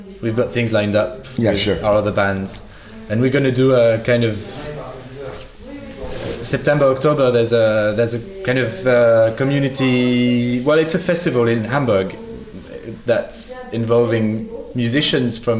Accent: Chambéry, Auvergne-Rhône-Alpes, France; moved away; also born or lived in London; my hometown, Chambéry

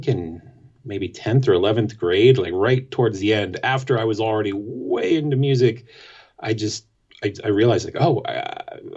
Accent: Portland, Maine, United States; I grew up, I was born in Portland. Didn't ever really move very far away, at least not for long.

